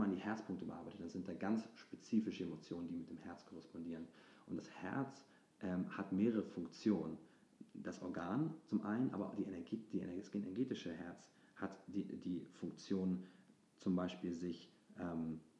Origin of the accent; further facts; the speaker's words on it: Hamburg, Germany; dass ich zu Hause gemacht habe, also in meiner Heimatstadt, in Hamburg, und dass ich da ähm, auf der Bühne stand